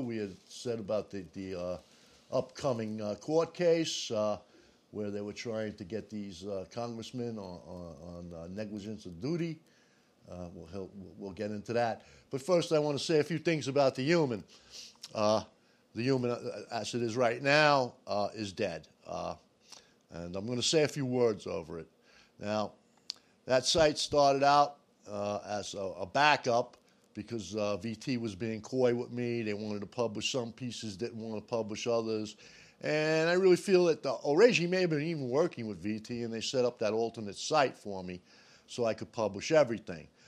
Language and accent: English; United States; I'm an American